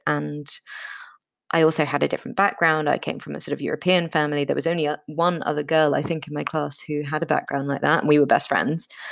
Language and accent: English; London, United Kingdom; I was born in London to an Austrian mother and a very British father